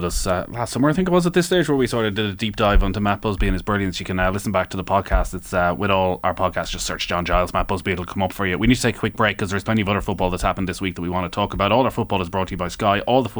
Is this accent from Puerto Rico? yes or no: no; Mayo, Connacht, Ireland; Now look, I'm from Mayo